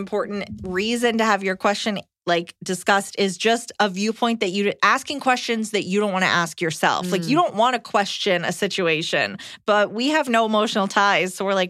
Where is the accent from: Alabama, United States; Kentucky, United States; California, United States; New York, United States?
New York, United States; Long Island; Iliza was right about me being from the Northeast. I'm from Long Island.